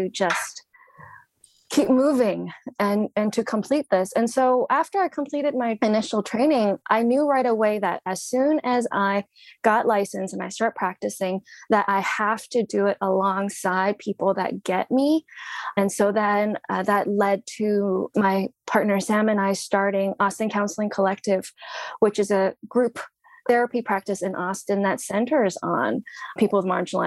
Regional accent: Hong Kong; moved away; I was born in Hong Kong during British rule. So we were colonized people.

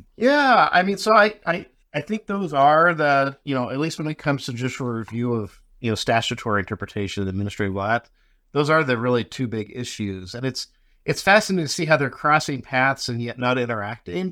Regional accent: Las Vegas, Nevada, United States; I grew up in Vegas.

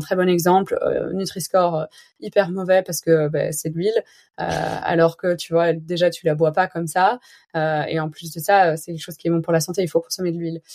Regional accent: Belgium; je suis belge

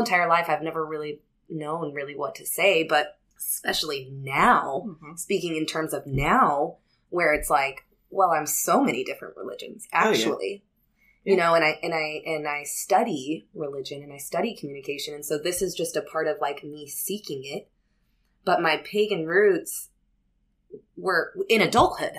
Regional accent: California, United States; We're from California, but the thing is that we lived in the most closed-minded, conservative county in all of California

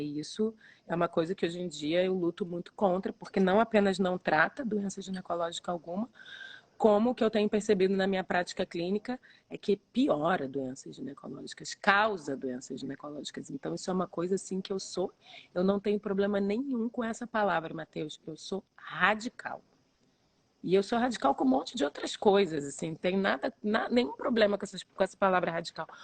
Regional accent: Rio de Janeiro, Brazil; eu sou aqui do Rio de Janeiro

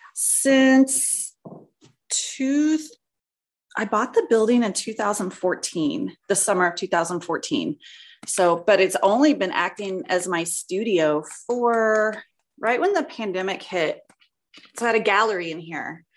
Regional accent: outside Dallas, Texas, United States; moved away as an adult; also born or lived in Florida; now in Montana, United States; I grew up in Texas, uh, right outside of Dallas, in a small little community

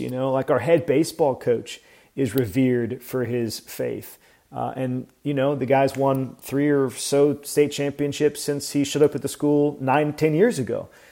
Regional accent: Atlanta, Georgia, United States; moved away as an adult; also born or lived in Nashville, Tennessee; now in Tampa, United States; I grew up in Atlanta

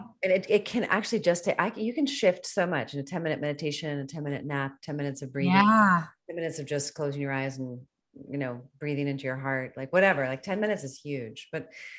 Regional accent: East Coast, United States; now in California, United States; I'm not from California. So I'm an East Coaster.

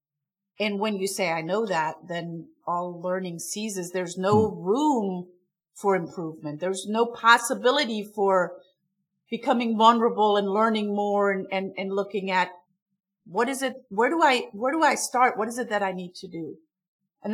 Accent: Stuttgart area, Baden-Württemberg, Germany; English is a second language; moved away as an adult; also born or lived in Munich, Germany / Heilbronn, Germany; now in Atlanta, United States; I'm from Germany. I'm from the Stuttgart area

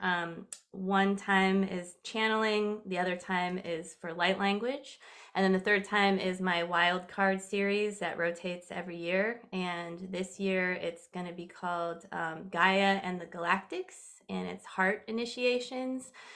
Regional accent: California, United States; I'm originally from California

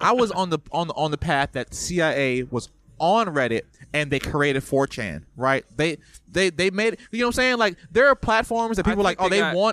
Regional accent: United States; I'm American. I'm a fucking black American.

